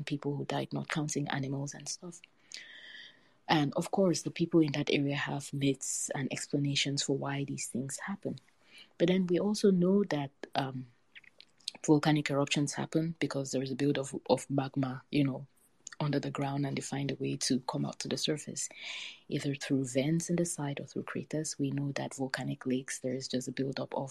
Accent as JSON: {"language": "English", "town": "Buea", "region": "Southwest Region", "country": "Cameroon", "tie": "born or raised there", "said": "I grew up in Buea, which is a small town on the slopes of Mount Faku, also known as Mount Cameroon"}